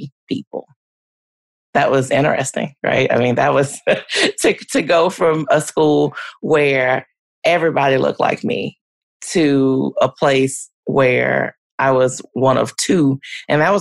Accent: Louisiana, United States; moved away as an adult; now in Oklahoma, United States; I grew up in Louisiana

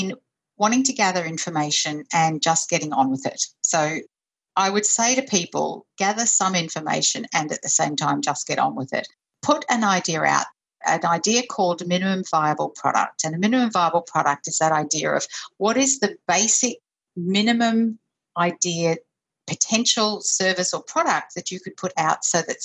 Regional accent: Brisbane, Queensland, Australia; now in Sydney, Australia; I grew up in Brisbane

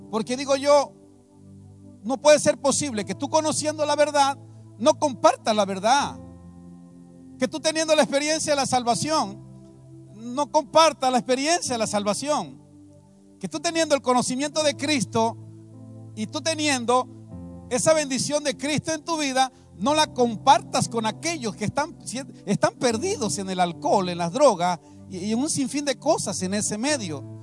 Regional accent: San Vicente Tancuayalab, San Luis Potosí, Mexico; Venimos desde el estado de San Luis Potosí, específicamente desde San Vicente, Tancuayalap, San Luis Potosí.

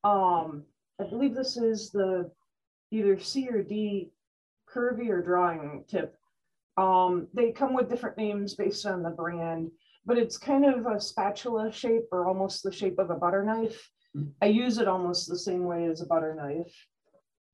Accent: Oil City, Michigan, United States; now in Pelkie, United States; I'm from Oil City

